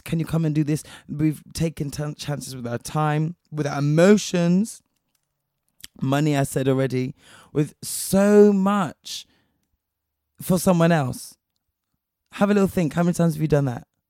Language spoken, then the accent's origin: English; Spain; moved away; I was raised in Spain